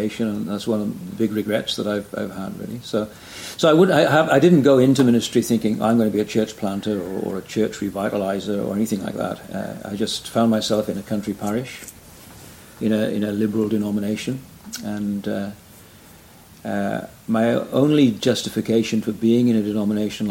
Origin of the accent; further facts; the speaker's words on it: Wales, United Kingdom; moved away as an adult; now in Brisbane, Australia; I'm from Wales originally, as you probably tell by my accent.